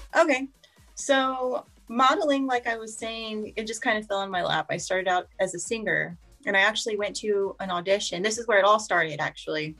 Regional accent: Corpus Christi, Texas, United States; I'm from Corpus Christi, Texas, um, born and raised in this area my whole life

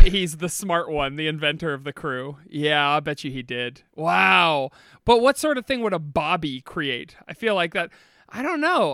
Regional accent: Northeast Ohio, United States; we are from Northeast Ohio

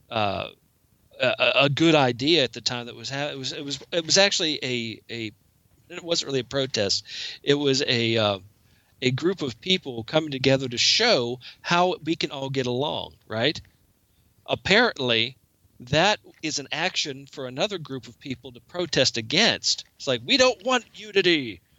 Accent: Pennsylvania, United States; protesting in uh, Pennsylvania.

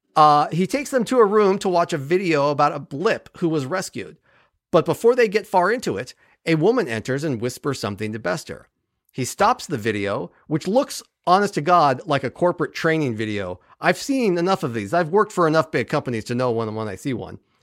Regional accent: California, United States; now in Ohio, United States; I was raised in Cal, I mean, I'm from California

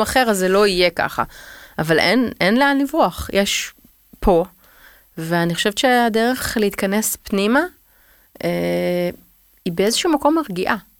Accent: Tel Aviv, Tel Aviv District, Israel; אני תל אביבית

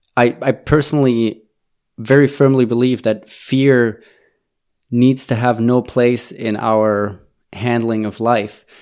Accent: Germany; moved away; I'm originally from Germany

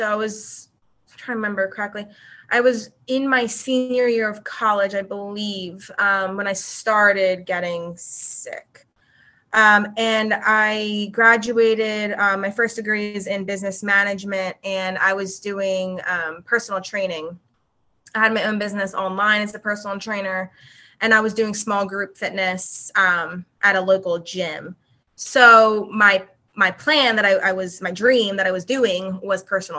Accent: New Jersey, United States; also born or lived in West Chester, Pennsylvania / Philadelphia, Pennsylvania; now in Charleston, United States; I am originally from South Jersey. I grew up in South Jersey

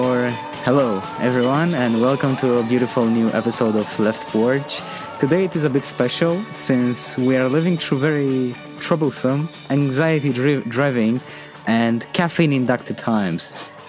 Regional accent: Romania; moved away as an adult; also born or lived in United States; I come from Romania. I studied in the United States

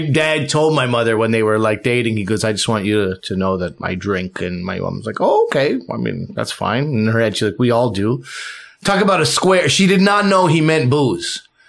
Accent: New Brunswick, Canada; born there; parents came here, it was like they came to New Brunswick originally, and that's where I was born. I was born in New Brunswick.

